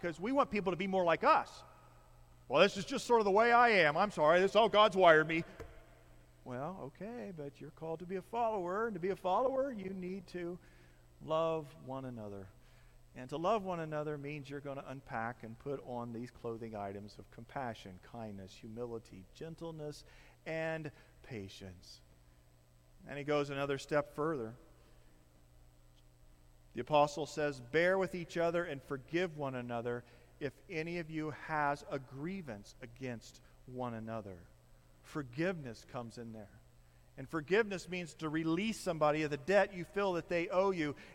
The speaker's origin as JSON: {"language": "English", "region": "Midwest", "country": "United States", "said": "my overcoat that I don't think I've worn since I was from the Midwest."}